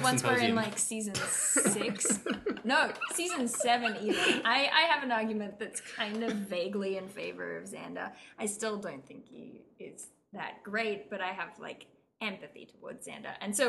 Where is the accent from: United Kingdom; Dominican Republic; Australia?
Australia; I'm just Australian.